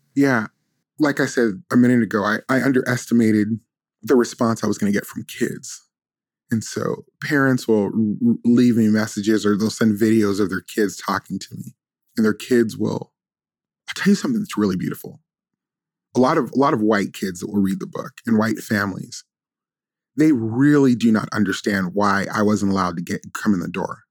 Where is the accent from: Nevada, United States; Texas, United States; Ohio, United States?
Nevada, United States; Las Vegas; I grew up in Las Vegas, but my family, of course, was from this deep area in the South.